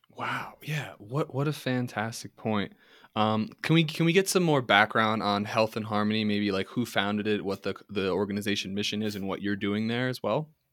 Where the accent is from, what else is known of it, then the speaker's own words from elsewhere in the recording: New York City, New York, United States; I'm from, I was born in Manhattan